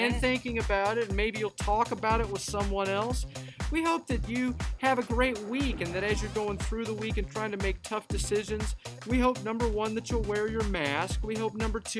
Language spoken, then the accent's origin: English; United States; being American, of being English speakers